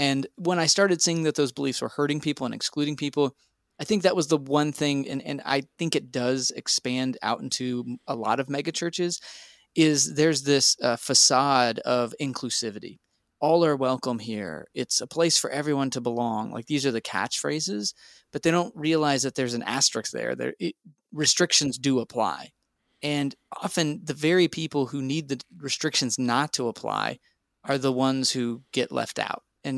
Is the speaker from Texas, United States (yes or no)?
yes; Texas, United States; I grew up in Texas as a Southern Baptist and also charismatic.